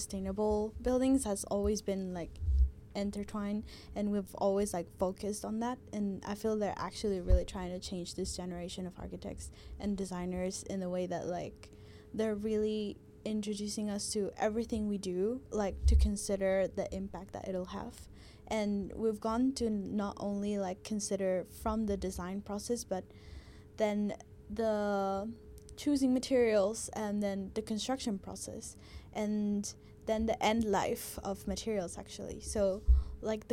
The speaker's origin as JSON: {"language": "English", "country": "Guatemala", "moved": "yes", "lives_now": "Melbourne, Australia", "said": "I'm from Guatemala"}